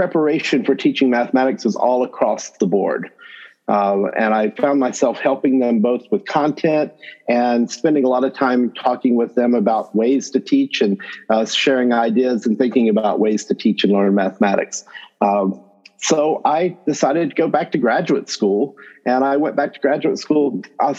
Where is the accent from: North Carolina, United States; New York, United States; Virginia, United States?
North Carolina, United States; Northwest; accent: North Carolina accent; Southern accent; moved away as an adult; also born or lived in Illinois; I am North Carolina born and bred. So if you do hear a North Carolina accent or something that sounds like a Southern accent in there, I come by it honestly. I grew up in Northwest North Carolina